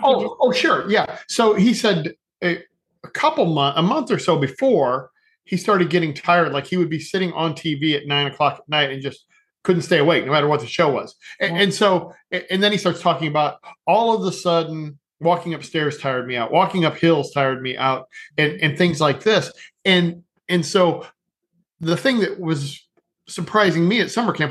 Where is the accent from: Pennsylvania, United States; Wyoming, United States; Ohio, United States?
Ohio, United States; northern; now in southern Ohio, United States; Originally live, originally born in northern Ohio, now live in southern Ohio.